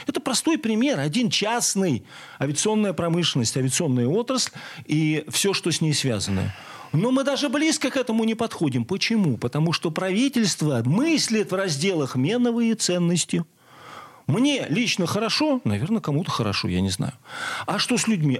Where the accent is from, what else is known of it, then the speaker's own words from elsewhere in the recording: Zavolzhye, Nizhny Novgorod Oblast, Russia; Есть такой замечательный город Заволжье, моя, родина, моя малая родина